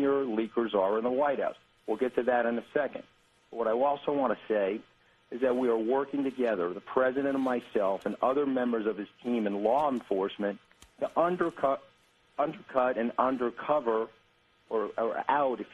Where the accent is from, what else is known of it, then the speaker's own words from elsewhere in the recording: New York, United States; I'm from New York